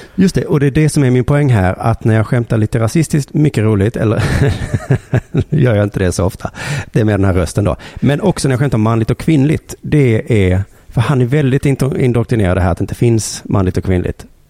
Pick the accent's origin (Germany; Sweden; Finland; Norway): Sweden; vi svenskar